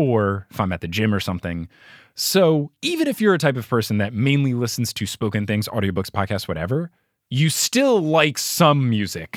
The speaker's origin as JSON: {"language": "English", "region": "New Jersey", "country": "United States", "said": "I'm from New Jersey."}